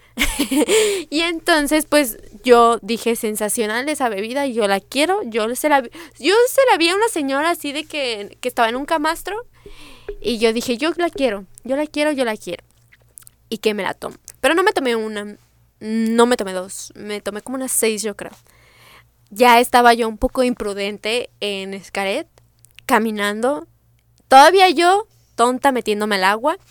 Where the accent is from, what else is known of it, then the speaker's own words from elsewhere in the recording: Mexico City, Mexico; mi ciudad natal, o sea, Ciudad de México